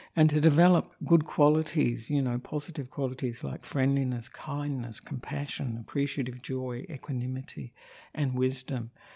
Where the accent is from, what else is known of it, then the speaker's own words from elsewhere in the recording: Australia; moved away as an adult; also born or lived in Sri Lanka; I'm an Australian monk who ordained with Ajahn Brahm 23 years ago, and but have been living in Sri Lanka for 14 of those years